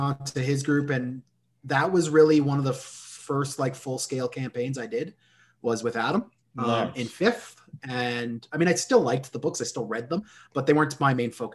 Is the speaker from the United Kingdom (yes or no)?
no; Canada; we're Canadian